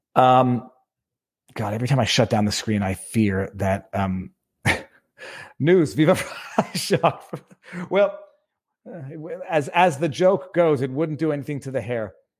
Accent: Canada; moved away as an adult; also born or lived in Quebec; now in West Palm Beach, United States; We are Canadian.

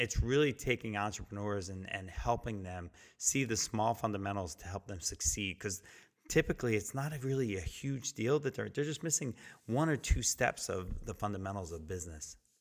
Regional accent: New Jersey, United States; now in Virginia, United States; I'm from Jersey and grew up on the shore as a kid, and I moved to Virginia

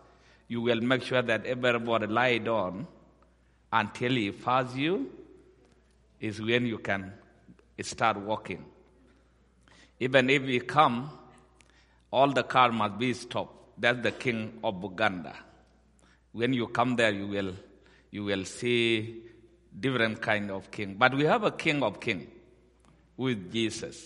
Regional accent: Ethiopia; also born or lived in South Sudan; I was born in South Sudan or Sudan, and I grew up in Ethiopia

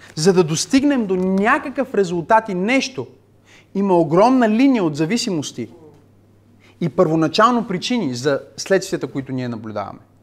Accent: Bulgaria; сме българи

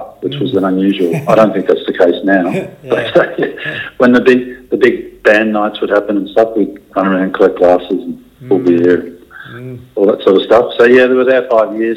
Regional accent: Timboon, Victoria, Australia; also born or lived in Penshurst; I was born in Timboon, and we had a dairy farm there for, I think we left there when I was 10 years old.

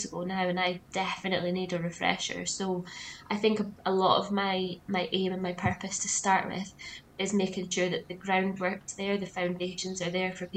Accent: Aberdeenshire, Scotland, United Kingdom; I grew up in Aberdeenshire, right out in the countryside, surrounded by fields.

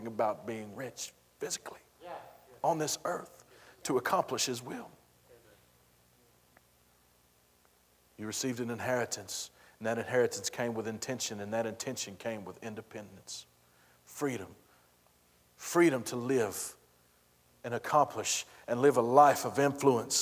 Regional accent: Texas, United States; I'm from Texas

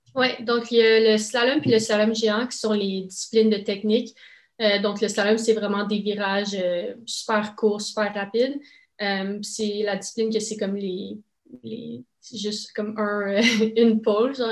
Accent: Saint-Isidore, Ontario, Canada; first language French; J'habite à Saint-Isidore, en Ontario. Donc, c'est vraiment une région euh, complètement francophone. Mes parents sont francophones aussi

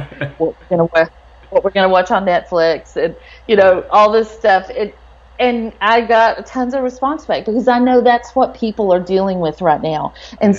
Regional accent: Texas, United States; I'm from Texas

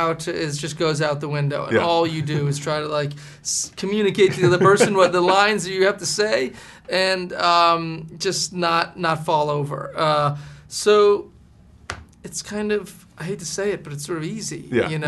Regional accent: Massachusetts, United States; I was from Massachusetts.

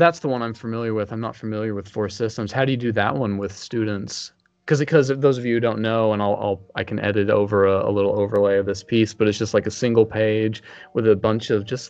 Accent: Texas, United States; because I'm from Texas.

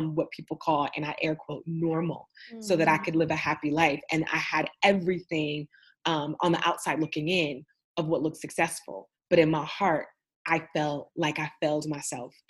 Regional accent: Oakland, California, United States; also born or lived in Austin, Texas; Oakland, California, my hometown

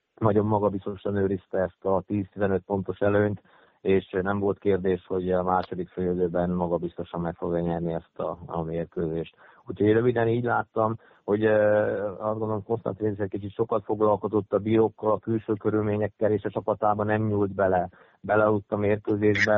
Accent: Körmend, Vas, Hungary; Ott voltak a régi barátaim körmendről, akikkel együtt nőttem fel, együtt kosaraztam

